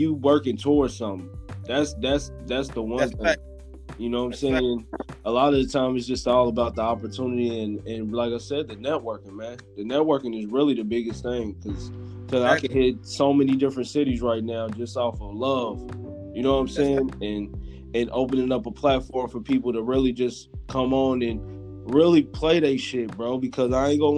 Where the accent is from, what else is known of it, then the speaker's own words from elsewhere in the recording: Indianapolis, Indiana, United States; I'm from Indianapolis